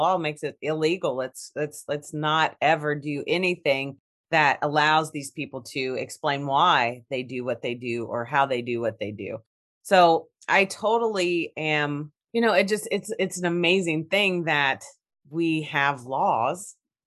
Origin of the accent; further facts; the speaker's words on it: Kentucky, United States; I'm from Kentucky.